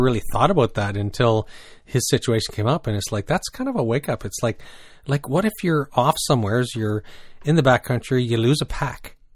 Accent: New Brunswick, Canada; also born or lived in British Columbia; now in Ontario, Canada; growing up in New Brunswick

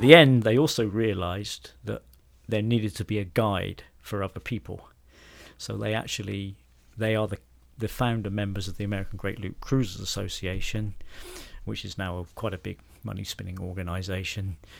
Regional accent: Bridport, South West England, United Kingdom; also born or lived in Piddletrenthide, Dorset; I am a Dorset man, and my hometown is a town called Bridport

